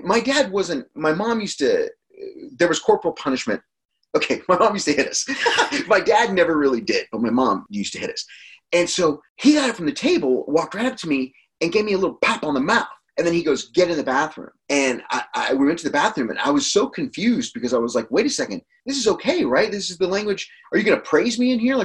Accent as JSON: {"language": "English", "region": "Texas", "country": "United States", "tie": "born or raised there", "said": "growing up in Texas, cursing is like a part of everyday conversation"}